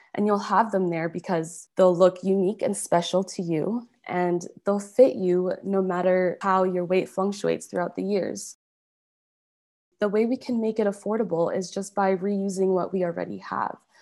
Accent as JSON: {"language": "English", "town": "Calgary", "region": "Alberta", "country": "Canada", "tie": "born or raised there", "also_born_or_lived": "Montreal, Quebec", "said": "I was born in Montreal, Quebec. I moved to Calgary, Alberta, when I was around six years old, and I've been here ever since."}